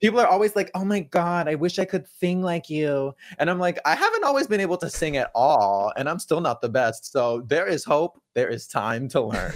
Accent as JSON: {"language": "English", "region": "California", "country": "United States", "tie": "born or raised there", "moved": "yes", "said": "where I grew up in California"}